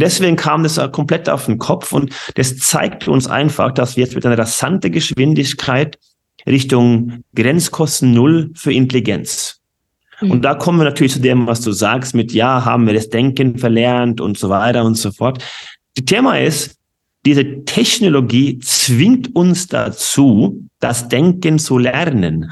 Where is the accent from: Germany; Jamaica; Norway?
Norway; German is a second language; moved away; ich bin gebürtige Norweger